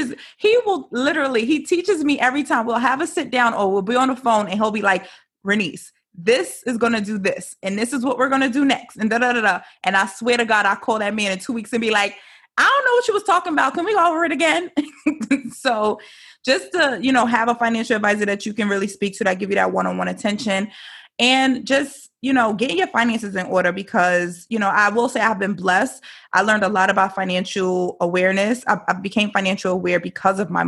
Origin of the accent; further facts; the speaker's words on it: New York City, New York, United States; moved away; I'm from New York originally